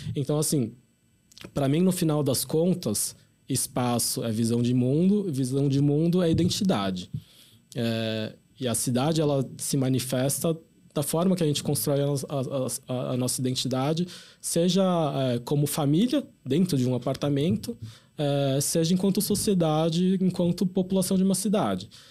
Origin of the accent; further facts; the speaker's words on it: São Paulo, Brazil; a gente é enquanto paulistano